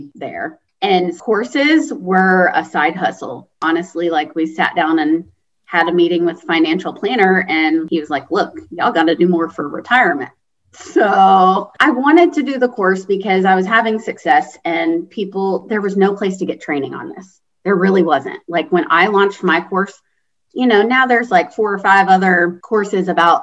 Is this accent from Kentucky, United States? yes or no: yes; Kentucky, United States; moved away as an adult; also born or lived in Indiana; now in Greenville, United States; I'm originally from Kentucky, and even from Kentucky to Indiana was a change for sure.